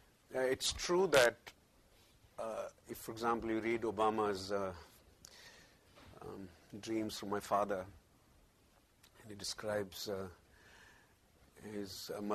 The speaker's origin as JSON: {"language": "English", "region": "Hawaii", "country": "United States", "tie": "born there", "said": "It is just as well that I was born in Hawaii, where that law didn't operate"}